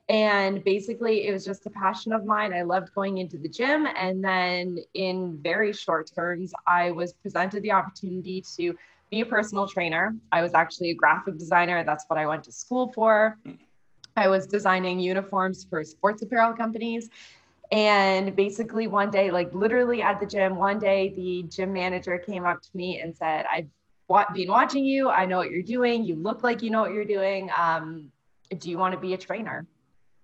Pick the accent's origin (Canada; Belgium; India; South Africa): Canada; close to the Toronto area, Ontario; moved away as an adult; now in Mexico; I am from Canada. I'm currently living in Mexico